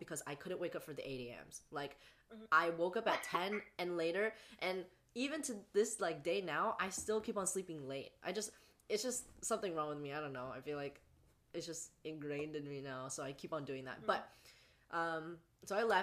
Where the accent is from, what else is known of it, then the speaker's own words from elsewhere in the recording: the Bay Area, California, United States; I go to school in Northern California, so also California, but up here in the Bay Area, and I'm from the Bay